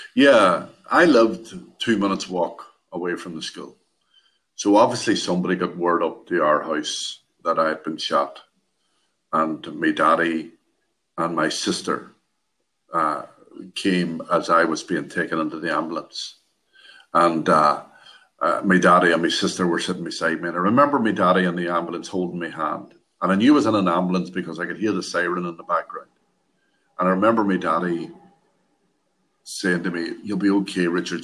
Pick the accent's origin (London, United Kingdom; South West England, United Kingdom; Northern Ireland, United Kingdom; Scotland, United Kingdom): Northern Ireland, United Kingdom; Derry; I was born and lived in Derry, Northern Ireland, all my life